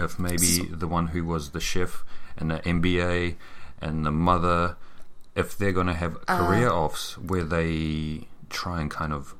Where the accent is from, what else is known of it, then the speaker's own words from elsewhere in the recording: near Mount Maunganui, Bay of Plenty, New Zealand; That's where we're from, almost.